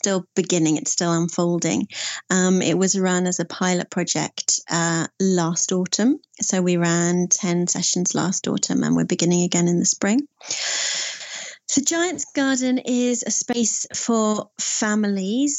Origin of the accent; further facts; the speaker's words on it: Sussex, South East England, United Kingdom; also born or lived in Scotland / Norfolk / Prague, Czech Republic; I am from Sussex. I'm a Sussex-based storyteller.